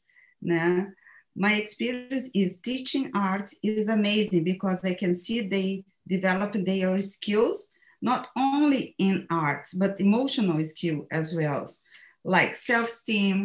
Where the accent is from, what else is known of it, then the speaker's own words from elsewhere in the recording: Brazil; English is a second language; moved away as an adult; now in United States; I moved from Brazil to the USA 15 years ago at the age of 45. I left in Brazil everything, my family, my friends, my roots, and my job.